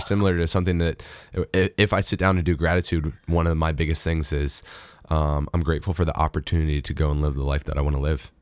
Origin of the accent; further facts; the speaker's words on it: United States; as an American